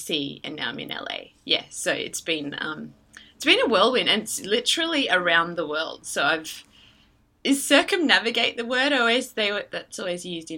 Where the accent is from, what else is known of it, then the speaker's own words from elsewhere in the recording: Queensland, Australia; I grew up in Australia in the state of Queensland